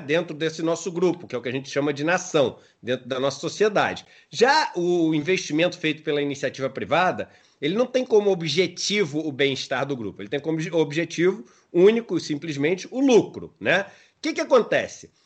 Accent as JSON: {"language": "Portuguese", "region": "Rio de Janeiro", "country": "Brazil", "tie": "born or raised there", "said": "sou nascido e criado na Urca"}